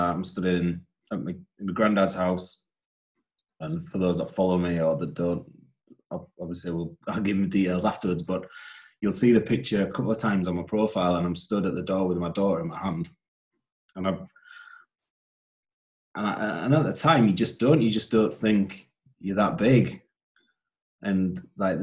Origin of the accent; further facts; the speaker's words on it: Huddersfield, Yorkshire and the Humber, United Kingdom; moved away as an adult; now in Newcastle upon Tyne, United Kingdom; I am originally from Huddersfield, which is on the borders of West Yorkshire and Lancashire. I lived in Newcastle since 99, so just over half my life I've spent in Newcastle upon Tyne.